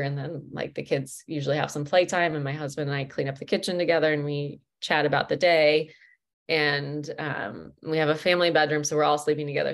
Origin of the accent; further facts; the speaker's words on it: Midwest, United States; I'm from the States. I'm from the Midwest